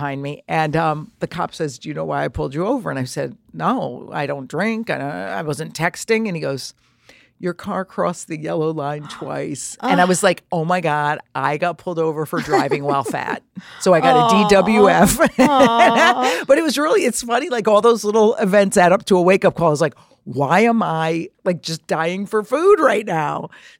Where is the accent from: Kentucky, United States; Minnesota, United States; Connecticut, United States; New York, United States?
Connecticut, United States; Trumbull; born or raised there